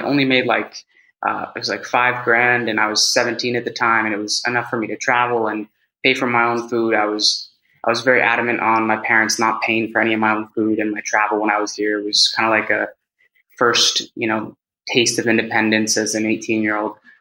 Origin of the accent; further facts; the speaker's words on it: Bay Area, California, United States; first language English; moved away as an adult; also born or lived in Mexico; now in Madrid, Spain; I am from the Bay Area, uh, born and raised. I'm in Madrid, Spain now